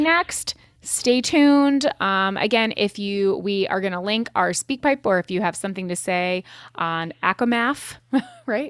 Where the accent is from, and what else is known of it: Connecticut, United States; born or raised there; moved away